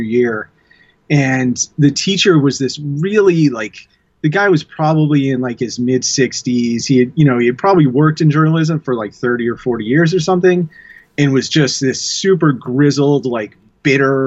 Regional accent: Manassas, Virginia, United States; the town that I grew up in, which is Manassas.

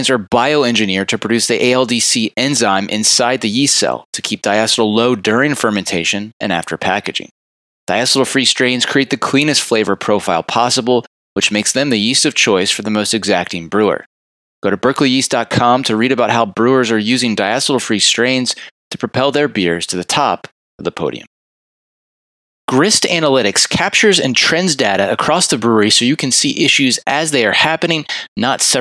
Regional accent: Richmond, Virginia, United States; also born or lived in Berlin, Germany; I grew up in Richmond, Virginia, and went to Virginia Tech

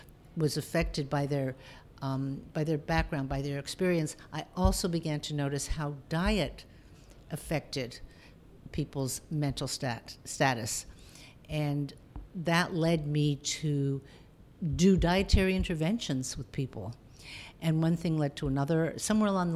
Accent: Toronto, Ontario, Canada; I'm originally from Toronto, and that's where I went to medical school

